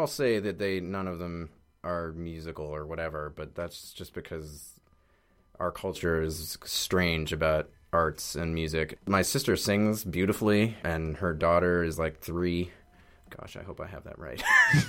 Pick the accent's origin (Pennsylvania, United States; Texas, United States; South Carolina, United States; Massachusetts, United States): Massachusetts, United States; Boston; moved away as an adult; now in Brooklyn, United States; Boston, and outside Boston, yeah. Suburban Boston.